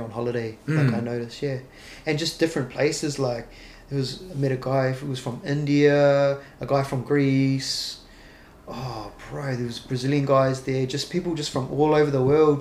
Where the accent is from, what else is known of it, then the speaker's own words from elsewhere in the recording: New Zealand; moved away; when I went back to New Zealand, I trained in a couple of places. It was like zero gravity martial arts. That was in my hometown